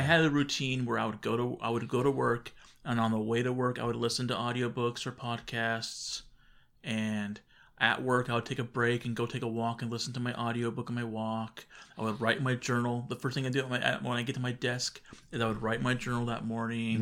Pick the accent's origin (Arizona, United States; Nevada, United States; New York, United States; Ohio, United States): Arizona, United States; we're from Arizona